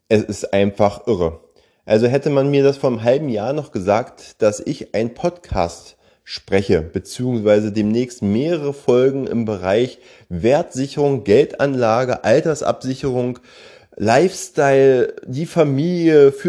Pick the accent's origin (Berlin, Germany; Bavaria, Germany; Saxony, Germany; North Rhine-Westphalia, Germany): Berlin, Germany; Ich bin 46 Jahre jung und komme gebürtig aus Berlin. Ich denke mal, der eine oder andere wird es natürlich an meiner Stimme ja merken.